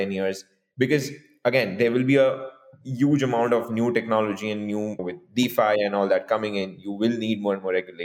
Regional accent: India; we, both my co-founder and I, we've been growing up in India since so many years

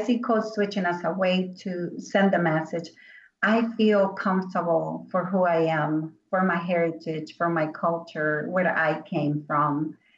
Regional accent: Venezuela; English is a second language; moved away; I came here from Venezuela 27 years ago, and I've seen the world changing and more openness and more understanding of our culture.

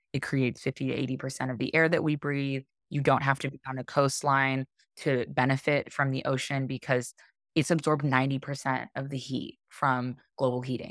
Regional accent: Arizona, United States; moved away as an adult; also born or lived in Hawaii; I grew up in Arizona, um, which is a landlocked state

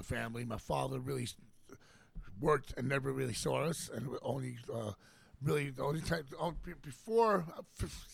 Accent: New York City, New York, United States; moved away as an adult; also born or lived in Los Angeles, United States; I'm from Queens. Jackson Heights, Queens

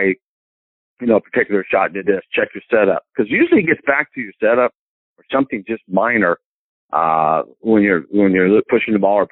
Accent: Marion, Indiana, United States; moved away as an adult; also born or lived in Johnstown, Pennsylvania / Tennessee; now in Greenwood, United States; growing up in Indiana

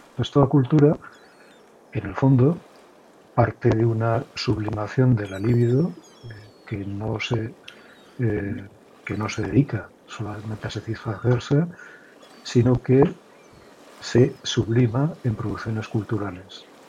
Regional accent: Pamplona, Navarre, Spain; now in Castellón, Spain; yo soy de Pamplona, de Navarra, en el norte de España, aunque vivo últimamente desde hace unos años en Castellón

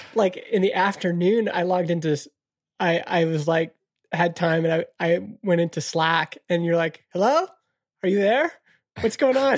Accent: Canada; Canada is an interesting country because we were born without a mission

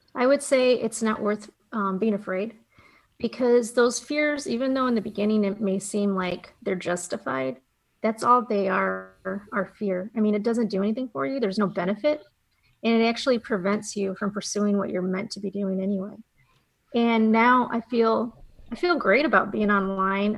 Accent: Fremont, Ohio, United States; where I grew up, it was Fremont, Ohio

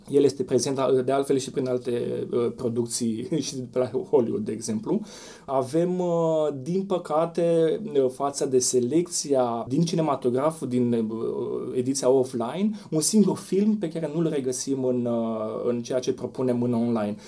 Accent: Romania; noi, ca români

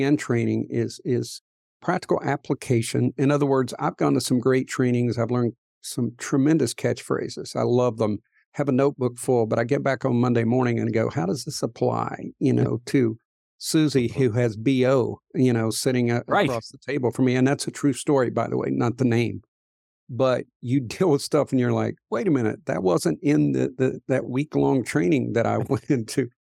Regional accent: Appalachian coal fields, United States; moved away; I grew up in the Appalachian coal fields

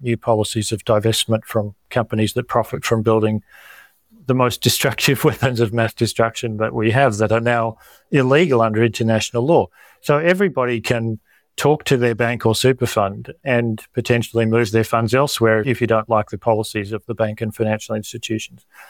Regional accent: Australia; as Australian and health professionals

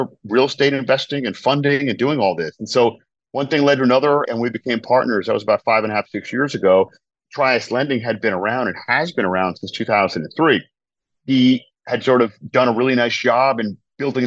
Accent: Providence, Rhode Island, United States; I'm originally from New England, from Providence, Rhode Island.

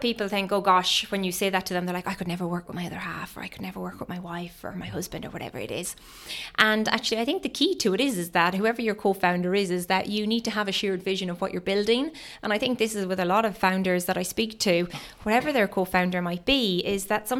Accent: Ireland; now in United Kingdom; So I moved to the UK from Ireland over 12 years ago, and I spent most of the time working in banking.

